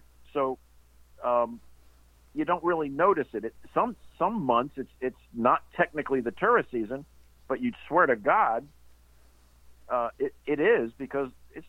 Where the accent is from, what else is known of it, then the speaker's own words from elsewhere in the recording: Miami, Florida, United States; I grew up in Miami my whole life